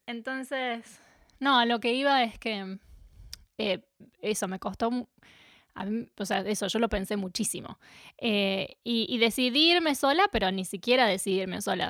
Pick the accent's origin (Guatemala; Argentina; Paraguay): Argentina; Capilla del Monte, Córdoba; moved away as an adult; also born or lived in Buenos Aires, Argentina / New Zealand; now in Melbourne, Australia; crecí en Capilla del Monte, en Córdoba, en Argentina